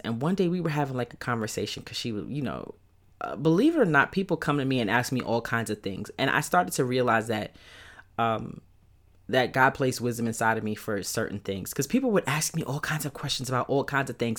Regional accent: New York City, New York, United States; accent: Brooklyn; moved away as an adult; now in Atlanta, United States; I currently live, um, just outside of Atlanta, but I'm a native New Yorker, Brooklyn to the bone, East New York to be pre-, precise

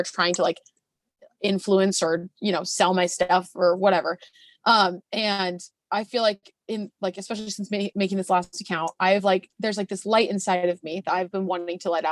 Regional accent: Arizona, United States; I grew up in Arizona

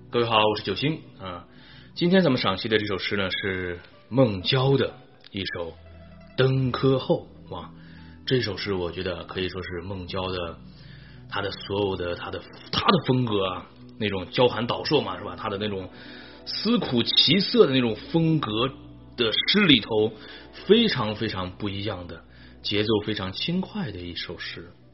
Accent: Xi'an, Shaanxi, China; 长安就是我的家乡，就是西安嘛

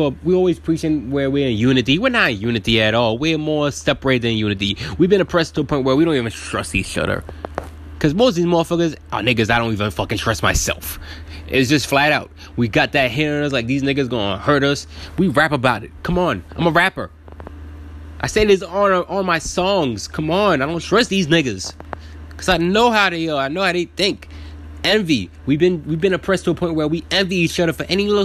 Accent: New York City, New York, United States; I was born in Brooklyn, New York, 1989

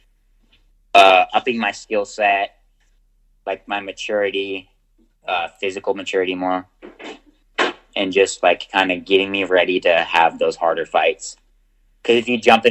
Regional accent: United States; as an American

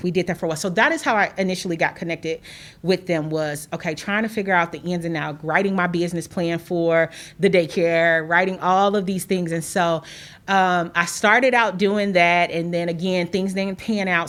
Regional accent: Chicago, Illinois, United States; moved away as an adult; now in Carbondale, United States; I'm originally from Chicago

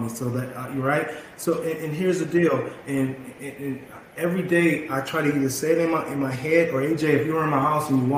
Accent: Bakersfield, California, United States; moved away as an adult; also born or lived in Los Angeles, California; moving back to my hometown

